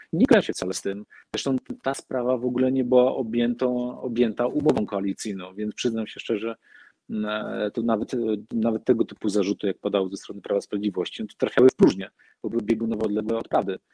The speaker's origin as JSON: {"language": "Polish", "town": "Olsztyn", "region": "Warmian-Masurian Voivodeship", "country": "Poland", "tie": "born or raised there", "said": "jako patriota mojej małej ojczyzny, Olsztyna, Warmii, Mazur"}